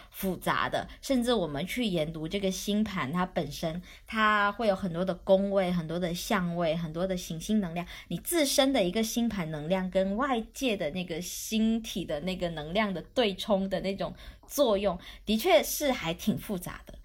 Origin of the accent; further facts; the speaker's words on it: Guangdong, China; now in Shenzhen, China; 我这边是潮汕人，就是广东地区里面的算命重灾区，就迷信重灾区